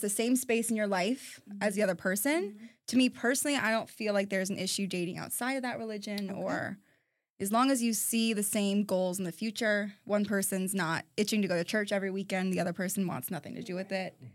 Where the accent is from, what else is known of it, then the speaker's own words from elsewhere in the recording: New Orleans, Louisiana, United States; moved away; also born or lived in Oklahoma; I'm 23, and I was born in New Orleans. I graduated from OU last July